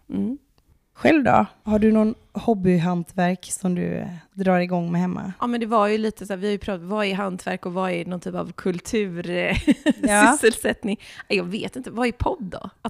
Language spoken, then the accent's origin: Swedish; Åmål, Västra Götaland, Sweden; now in Grundsund, Sweden; Alltså jag är från Åmål från början och där finns det inte så mycket räkor och skaldjur.